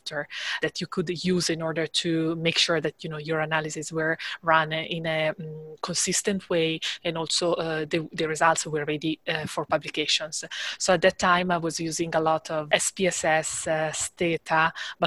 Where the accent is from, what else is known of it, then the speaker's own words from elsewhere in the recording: Italy; moved away as an adult; I am from Italy